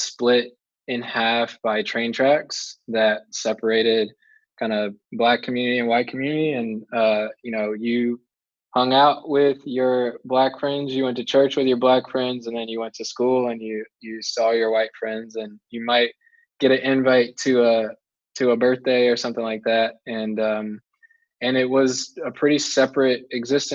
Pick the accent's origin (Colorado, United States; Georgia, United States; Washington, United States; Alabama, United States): Georgia, United States; Marietta; moved away as an adult; also born or lived in Chapel Hill, North Carolina; now in Durham, United States; We grew up about 20 minutes northwest in a little town called Marietta